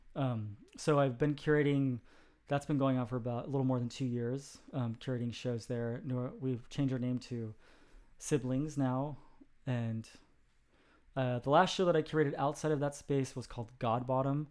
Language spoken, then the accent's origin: English; Sacramento, California, United States; I was born in Sacramento, California